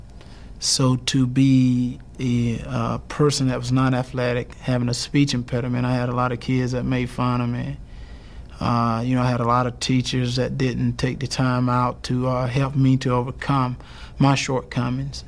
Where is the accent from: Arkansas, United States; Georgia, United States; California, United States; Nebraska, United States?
Georgia, United States; Wrightsville; growing up in Wrightsville, Georgia